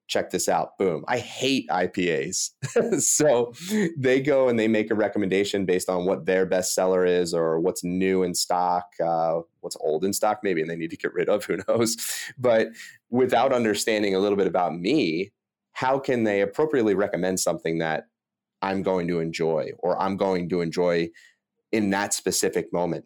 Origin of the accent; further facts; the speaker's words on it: Delaware County, Pennsylvania, United States; I'm from Delaware County, which is a pretty blue-collar suburb outside Philadelphia